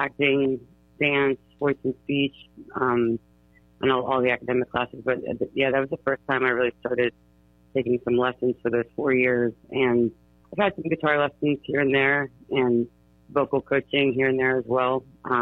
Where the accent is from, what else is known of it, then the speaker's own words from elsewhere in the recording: Bethel Park, Pennsylvania, United States; I grew up in the South Hills of Pittsburgh, Bethel Park, Bridgeville area.